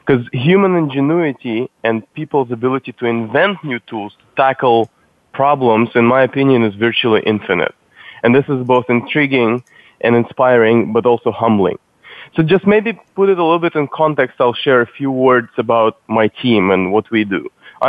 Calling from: San Francisco, California, United States; From San Francisco, from our offices.

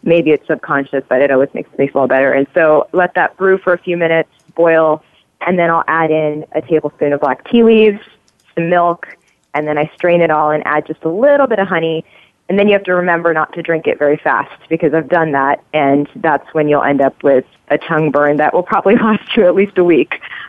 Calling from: Dublin, California, United States; I am calling from Dublin, California, so I'm across the Bay Area from Arie.

